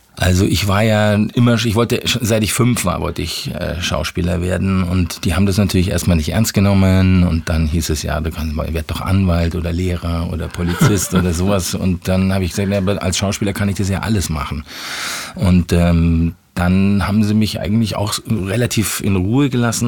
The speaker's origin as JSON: {"language": "German", "town": "Munich", "region": "Bavaria", "country": "Germany", "tie": "born or raised there", "also_born_or_lived": "Ismaning / Chiemsee / Freising", "said": "ich bin in München aufgewachsen"}